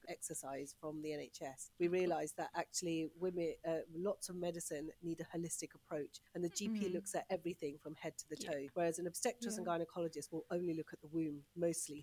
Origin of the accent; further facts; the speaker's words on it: Punjab, Pakistan; now in United Kingdom; I'm Punjabi, I speak Punjabi and Urdu fluently, I'm from Pakistan.